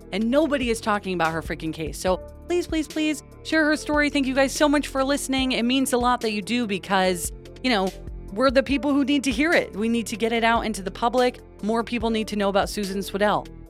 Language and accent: English; West Coast, United States; we grew up on the West Coast